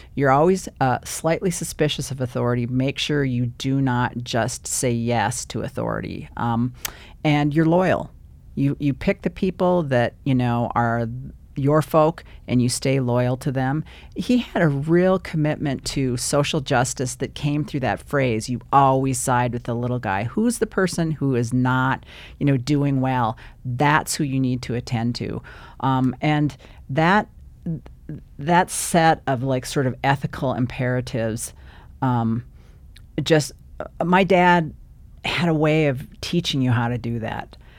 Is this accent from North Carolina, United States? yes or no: no; Bismarck, North Dakota, United States; moved away; also born or lived in Chicago / Minneapolis; I was born in Chicago and then, uh, little time in Minneapolis, grew up in Bismarck.